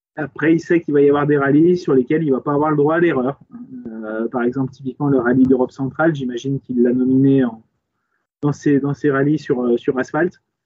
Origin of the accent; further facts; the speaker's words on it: France; chez nous en France